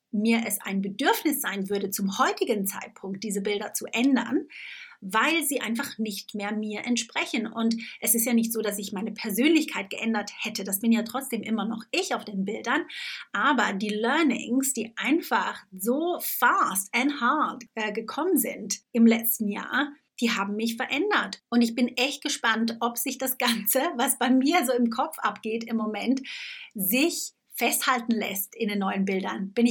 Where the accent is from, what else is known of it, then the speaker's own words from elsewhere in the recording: Switzerland; now in Tunbridge Wells, United Kingdom; ich bin ja Schweizerin und lebe seit ja, über elf Jahren mittlerweile in England. Ich lebe in Tunbridge Wells, das ist ungefähr eine Stunde außerhalb von äh, London.